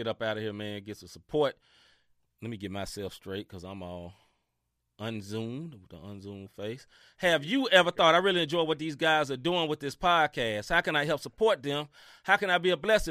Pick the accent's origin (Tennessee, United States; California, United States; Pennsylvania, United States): Tennessee, United States; Memphis; I'm from Memphis, Tennessee. You know what I mean? And I love my city, Memphis, Tennessee